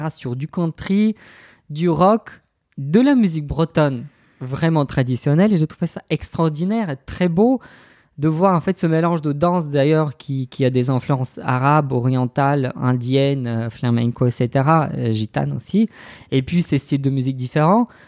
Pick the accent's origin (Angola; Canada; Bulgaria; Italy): Bulgaria; French is a second language; moved away as an adult; also born or lived in Rennes, France; now in Brest, France; je n'ai jamais voulu quitter la Bulgarie.